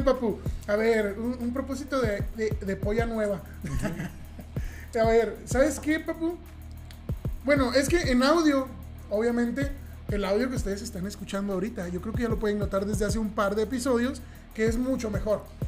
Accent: southern Mexico, Mexico; moved away; soy de, de, tierras más del sur de, las que, de las que estamos. Estamos en la frontera norte, pero vengo del sur del país y en el sur del país, de donde yo vengo, en mi rancho

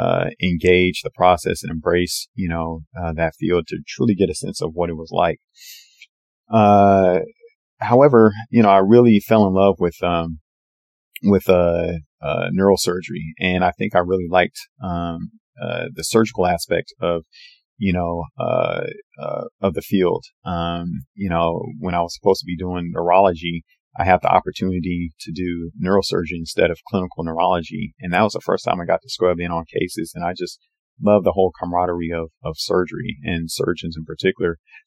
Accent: Portland, Oregon, United States; moved away; my hometown of, Portland, Oregon to do my, general surgery training.

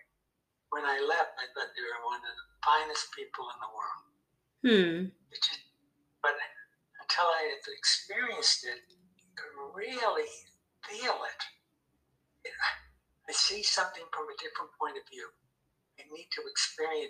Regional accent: United States; I was brought up in the United States

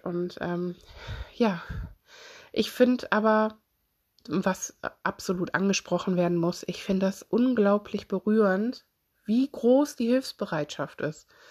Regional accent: Solingen, North Rhine-Westphalia, Germany; ich komme selber aus Solingen.

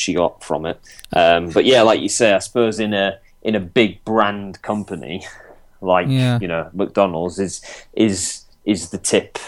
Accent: Yorkshire and the Humber, United Kingdom; as a Yorkshireman

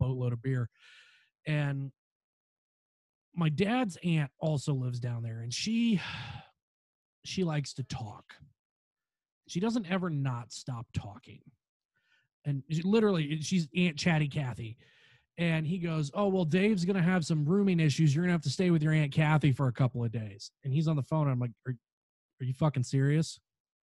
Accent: Indiana, United States; we're from Indiana

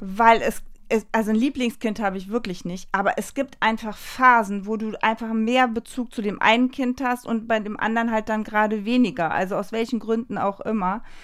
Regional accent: Leverkusen, North Rhine-Westphalia, Germany; also ich komme ja wie gesagt aus Leverkusen

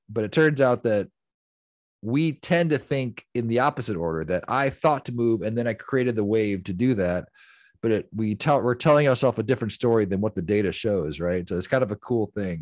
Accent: the Rust Belt, Midwest, United States; I came from the Midwest, the Rust Belt, where you actually turned wrenches and built things

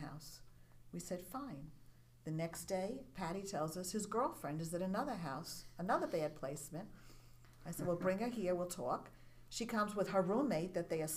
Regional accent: New Hyde Park, New York, United States; New Hyde Park

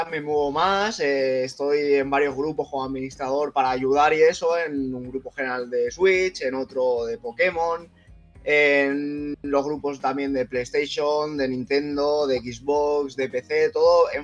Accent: Cazorla, Andalusia, Spain; now in Benidorm, Spain; pero en realidad soy andaluz. Soy de, la, provincia de Jaén, de Cazorla.

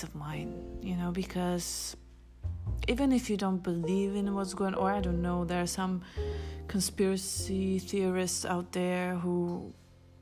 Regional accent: Israel; moved away; I grew up in Israel

